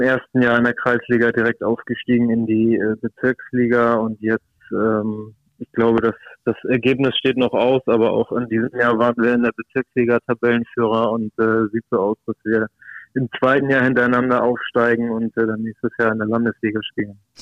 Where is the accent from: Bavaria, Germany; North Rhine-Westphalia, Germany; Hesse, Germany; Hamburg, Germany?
Hamburg, Germany; ich bin Hamburger, ich habe es geschafft, äh, hier zu bleiben, äh, Freunde und Familie im direkten Umfeld zu haben